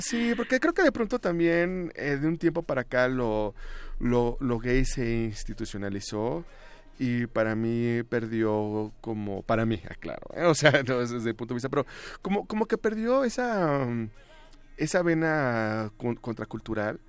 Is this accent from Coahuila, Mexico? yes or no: yes; Torreón, Coahuila, Mexico; moved away; Yo podría considerarme de los de los pioneros en, emigrar, pero bueno, yo salí una porque porque Torreón era muy aburrido